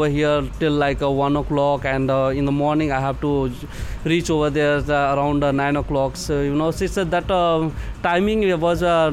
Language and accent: English; Nepal; moved away as an adult; also born or lived in India; now in Dubai, United Arab Emirates; I'm from Nepal